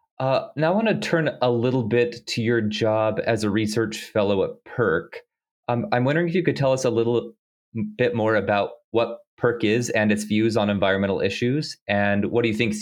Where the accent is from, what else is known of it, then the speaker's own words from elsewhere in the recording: Idaho, United States; I'm a Westerner myself. I'm from Idaho. I have you know, lived my whole life hearing about water fights and water rights